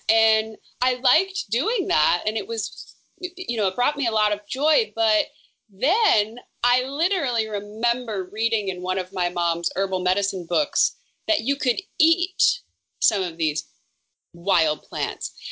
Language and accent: English; Smoky Hills, northern Minnesota, United States; moved away as an adult; I grew up in northern Minnesota, just south of the Canadian border, and very thickly forested. I come from the Smoky Hills